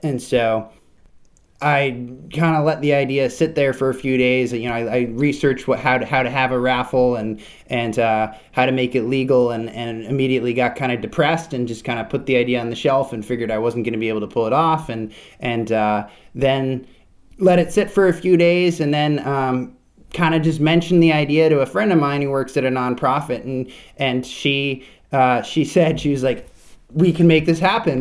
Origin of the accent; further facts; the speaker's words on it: Vermont, United States; I grew up in Vermont. I spent, spent my whole childhood in Vermont.